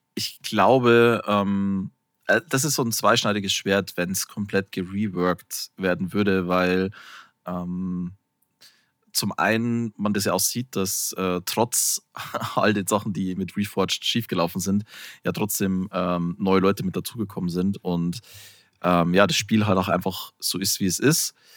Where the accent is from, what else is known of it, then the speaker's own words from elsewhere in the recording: Bavaria, Germany; ich komme ja aus Bayern, was man ja durchaus sagen kann, was so die, die Bierregion schlechthin ist